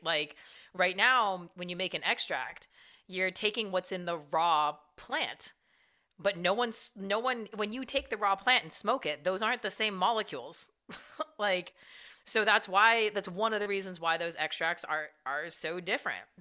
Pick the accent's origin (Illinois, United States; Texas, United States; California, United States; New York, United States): California, United States; moved away; I'm from Cali originally also